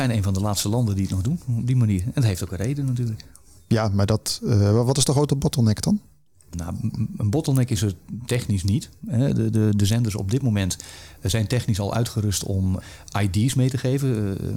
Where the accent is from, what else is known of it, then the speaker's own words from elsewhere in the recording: Netherlands; zolang er goede content of merendeels van de content gewoon gratis te krijgen is, gaan wij als Nederlanders niet betalen.